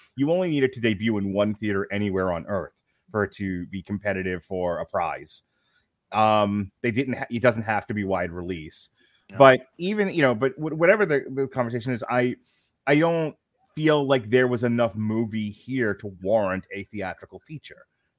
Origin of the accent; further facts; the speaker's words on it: Long Island, New York, United States; every woman I grew up with on Long Island